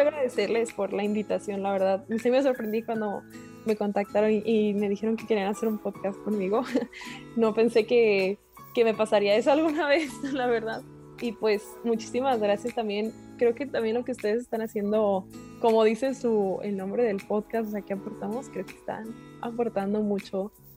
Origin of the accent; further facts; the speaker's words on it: Monterrey, Nuevo León, Mexico; soy de Monterrey, Nuevo León, México